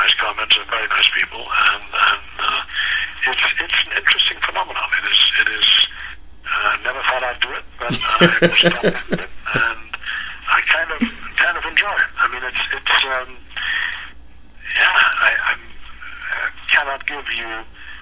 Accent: Germany; now in Los Angeles, United States; I grew up in Germany

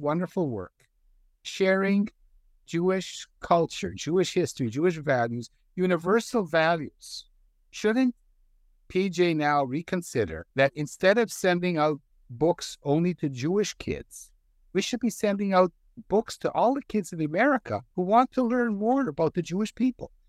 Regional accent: Canada; I grew up in Canada.

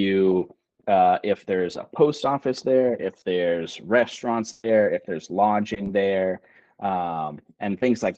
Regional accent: Houston, Texas, United States; I'm from Houston and I'm used to very cruel and punishing heat and humidity.

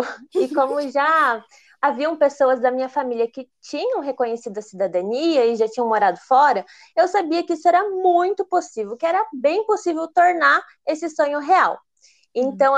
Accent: Brazil; moved away as an adult; also born or lived in Italy; eu acabei voltando para o Brasil

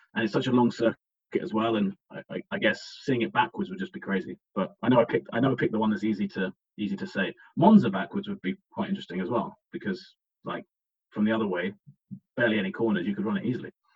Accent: England, United Kingdom; we're both English

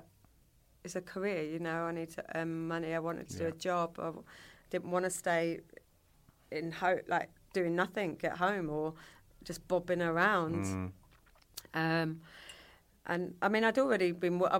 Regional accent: Kent, South East England, United Kingdom; accent: Yorkshire; moved away as an adult; also born or lived in Tunbridge Wells / York; I grew up in Kent

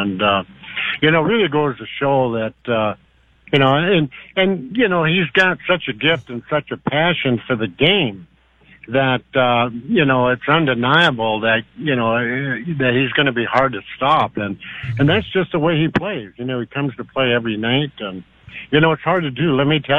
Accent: Warroad, Minnesota, United States; also born or lived in Buffalo Point, Canada; we're all originally from Warroad and Buffalo Point, Manitoba, which is just across the bay from Warroad.

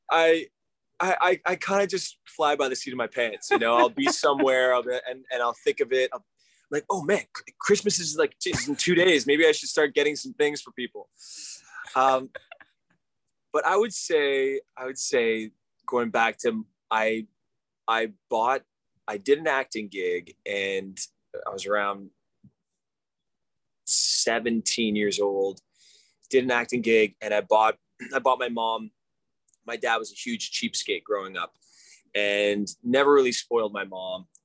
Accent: Montreal, Quebec, Canada; i grew up in Montreal, Canada.

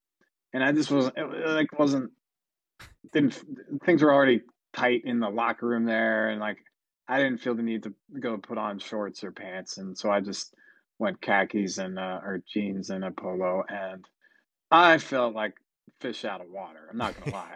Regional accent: New Hampshire, United States; now in Philadelphia, United States; I grew up in New Hampshire

